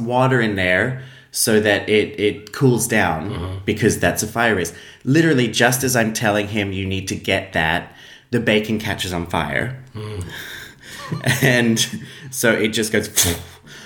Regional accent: Australia; now in Iceland; as an Australian

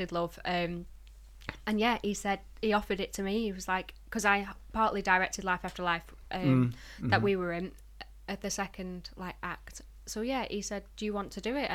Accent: Blackpool, North West England, United Kingdom; moved away as an adult; also born or lived in Liverpool; I'm from Blackpool, but I've lived in Liverpool for 6 years and I've only recently just moved home to save money

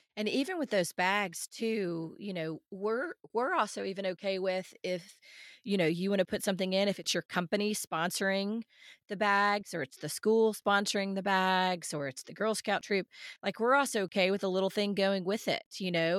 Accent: outside Nashville, Tennessee, United States; moved away; I grew up outside Nashville

